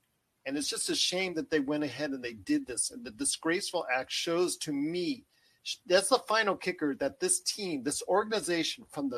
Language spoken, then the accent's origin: English; Inglewood, California, United States; I was born a block away from the Los Angeles Forum.